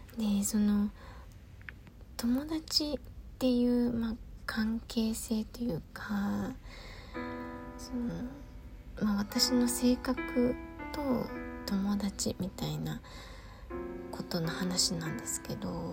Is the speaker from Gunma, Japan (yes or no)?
yes; Gunma, Japan; moved away as an adult; ほとんど二十歳まで群馬にいましたけど出てからはねあんまり行かないですね